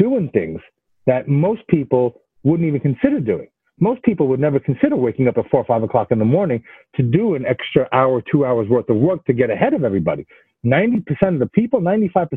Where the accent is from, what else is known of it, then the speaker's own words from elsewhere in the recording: New York City, New York, United States; moved away as an adult; also born or lived in Israel; now in Florida, United States; living in New York City and growing up in New York City